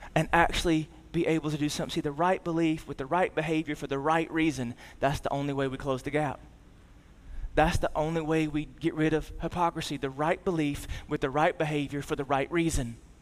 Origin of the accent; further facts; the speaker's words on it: the South, United States; we grew up in the South and, and we grew up in church.